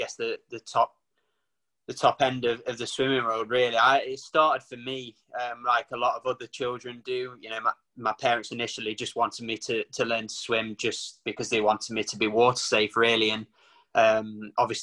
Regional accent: Nottinghamshire, East Midlands, United Kingdom; I'm from Nottinghamshire.

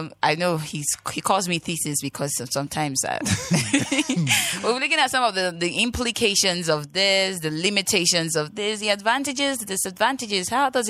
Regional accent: Nigeria; my first complaint as a Nigerian was the fact that when I make transaction in a day to another bank, they take about 6 naira

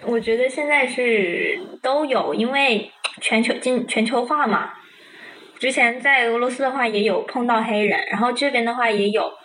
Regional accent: China; 像比如说我们中国人，可能有些梗就我们自己懂，别人不懂

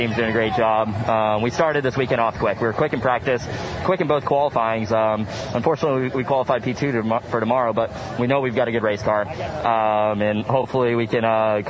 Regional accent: Florida, United States; I couldn't be happier to be here in my home state.

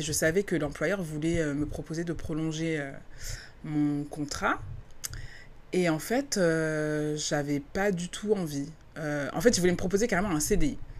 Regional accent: France; moved away as an adult; now in California, United States; en tant que Française

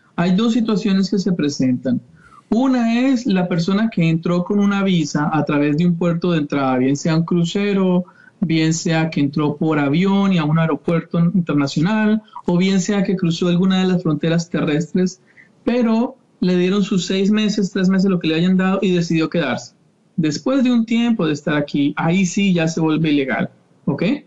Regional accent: Bogotá, Colombia; moved away as an adult; now in Sarasota, United States; yo soy colombiano en Bogotá

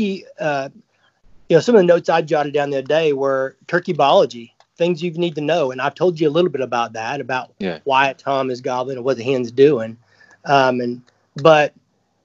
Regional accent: the South, Alabama, United States; growing up in the South, I lived in Alabama for a long time

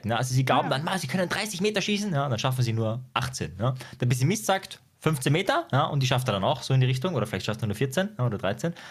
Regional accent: Austria; Ja, bei uns in Österreich gibt es ja Homeschooling sogar. Da ist das ja erlaubt, das ist ja bei euch illegal.

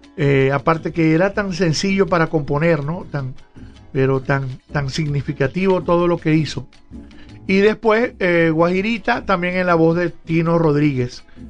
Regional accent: Zulia, Venezuela

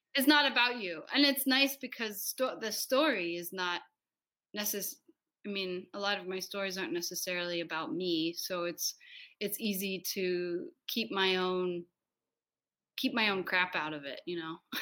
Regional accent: United States; I am from the United States, and I'm the director

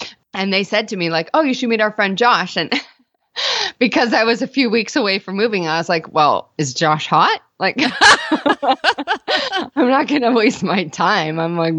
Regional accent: Toronto, Ontario, Canada

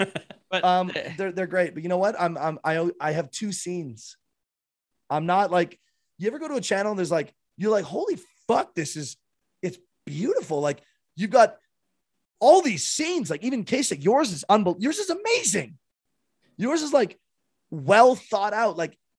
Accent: Michigan, United States; Yeah, I guess I'm from Northern Michigan, right next to the border.

